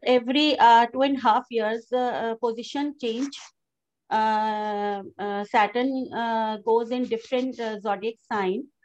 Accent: Aligarh, Uttar Pradesh, India; moved away as an adult; also born or lived in Delhi; now in New Delhi, India; I'm born in Aligarh, UP

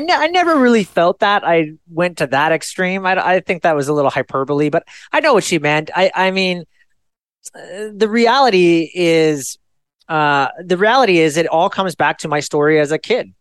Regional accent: Fairfield, California, United States; I was born in Fairfield, California. It's a small suburban town

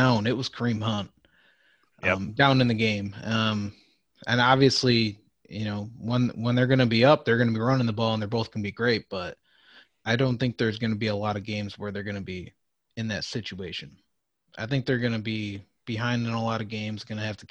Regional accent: Buffalo, New York, United States; we're you know from Buffalo

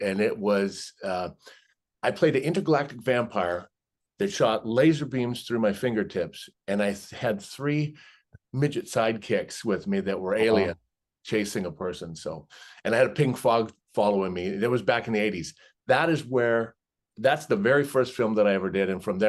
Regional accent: Canada; So, and I grew up in Canada.

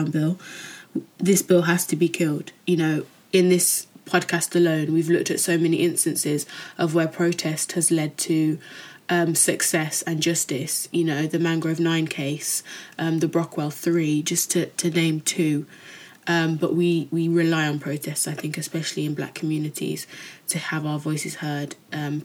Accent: United Kingdom; growing up as a Jamaican in Britain

